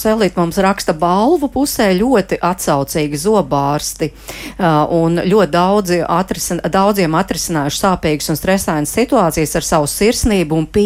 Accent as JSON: {"language": "Latvian", "town": "Jēkabpils", "region": "Jēkabpils Municipality", "country": "Latvia", "said": "Esmu no Jēkabils un tuvākais zobārsts akūtā gadījumā ir tikai ogrē."}